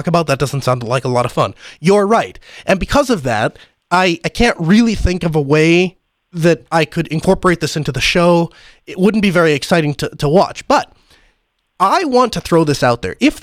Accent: North Dakota, United States; I'm from North Dakota. There's not a lot of us out here

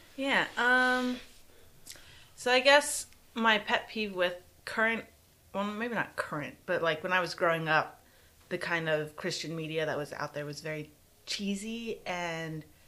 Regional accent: San Antonio, Texas, United States; San Antonio, Texas, South Side

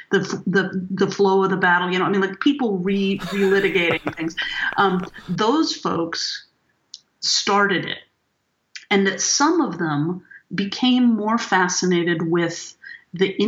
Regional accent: Martinez, California, United States; where I grew up in Martinez

